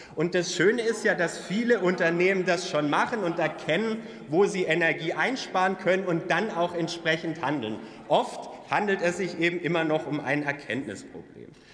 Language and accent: German; Swabia, Germany; Als Schwabe ist mir Sparen in die Wiege gelegt